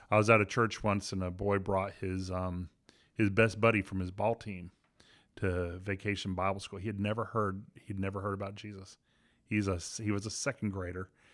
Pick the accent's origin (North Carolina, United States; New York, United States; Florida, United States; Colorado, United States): Florida, United States; Miami; I was raised in Miami